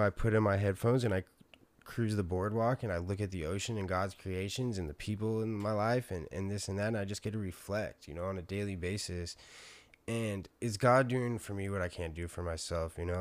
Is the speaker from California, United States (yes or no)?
yes; San Diego, California, United States; I'm from San Diego